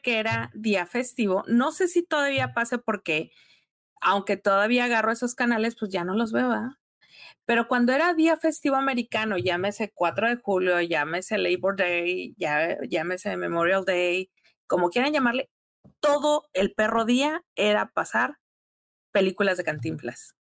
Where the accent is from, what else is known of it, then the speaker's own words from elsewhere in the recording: Tijuana, Baja California, Mexico; also born or lived in Mexico City; soy una pocha que creció en la frontera, pero veía mucha televisión nacional porque todos los veranos me iba al DF con mis abuelos